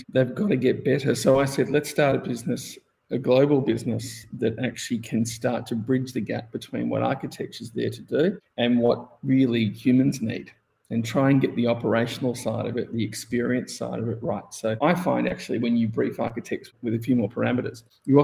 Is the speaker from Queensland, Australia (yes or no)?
no; Melbourne, Victoria, Australia; I grew up in Melbourne, Australia, and I went to design school.